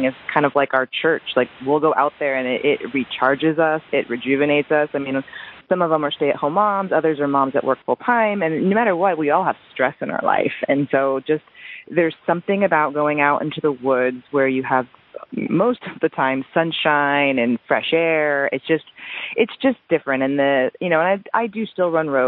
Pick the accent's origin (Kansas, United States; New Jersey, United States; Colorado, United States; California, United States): New Jersey, United States; moved away; I'm originally from New Jersey, so all of my family's back there